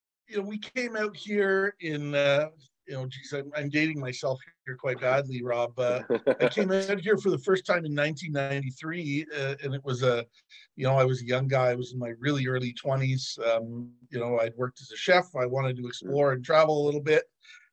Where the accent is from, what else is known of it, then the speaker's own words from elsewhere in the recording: Ontario, Canada; I got a job at a hotel in my hometown in Ontario as a young high school student